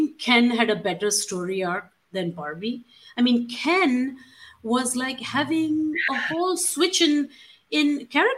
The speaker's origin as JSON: {"language": "English", "country": "India", "tie": "born or raised there", "moved": "yes", "said": "growing up in India"}